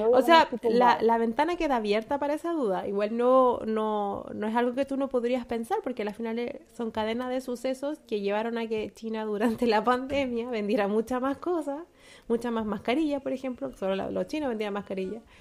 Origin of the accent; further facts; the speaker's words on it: Chile; ¿Cómo, nosotros podemos? españoles, no, como chilenos.